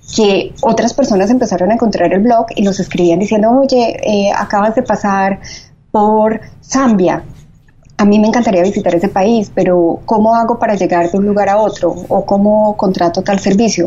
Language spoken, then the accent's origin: Spanish; Medellín, Antioquia, Colombia; moved away as an adult; also born or lived in Bogotá / Spain / Mexico City; now in Miami, United States; originalmente somos de Medellín, vivimos también en Bogotá, yo viví en un tiempo en España